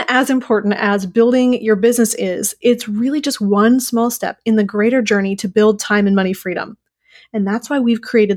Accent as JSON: {"language": "English", "region": "Minnesota", "country": "United States", "said": "I'm from Minnesota"}